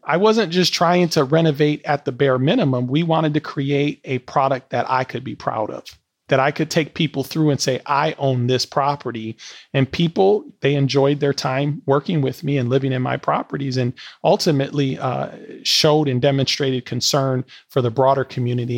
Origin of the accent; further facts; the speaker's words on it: Milwaukee, Wisconsin, United States; moved away as an adult; Milwaukee's still my hometown